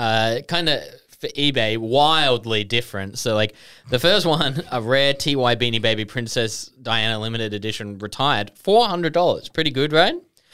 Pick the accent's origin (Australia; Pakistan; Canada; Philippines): Australia; Queanbeyan, New South Wales; I'm from Queanbeyan. This is just what we do.